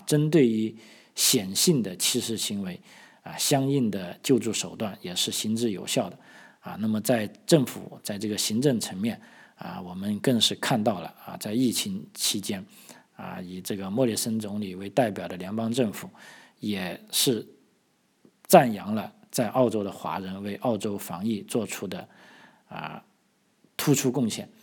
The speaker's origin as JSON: {"language": "Chinese", "region": "Guangdong", "country": "China", "said": "我们广东人"}